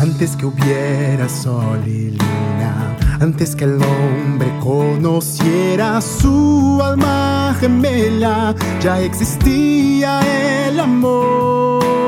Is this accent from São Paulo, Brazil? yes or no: no; Rio de Janeiro, Brazil; born or raised there; first language Portuguese; Spanish is a second language